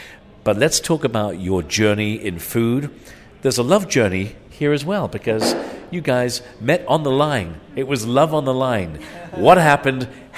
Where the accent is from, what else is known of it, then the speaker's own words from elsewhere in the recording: Ireland; also born or lived in England; Well, I have to tell you, I grew up in Ireland and England